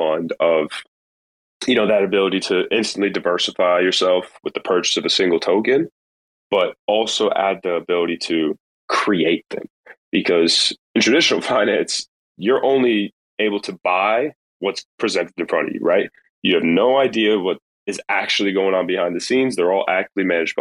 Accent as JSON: {"language": "English", "region": "New York", "country": "United States", "moved": "yes", "lives_now": "Florida, United States", "said": "I'm really a New Yorker at heart. I'm really a New Yorker, but since I've been down here"}